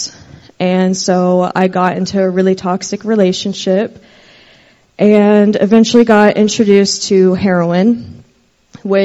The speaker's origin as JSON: {"language": "English", "town": "Versailles", "region": "Kentucky", "country": "United States", "said": "I'm from Versailles, Kentucky"}